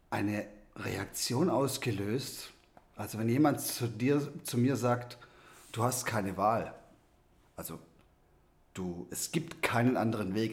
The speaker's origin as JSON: {"language": "German", "country": "South Africa", "tie": "born there", "said": "Ich bin in Südafrika geboren und habe hier einen, einen südafrikanischen Impfpass"}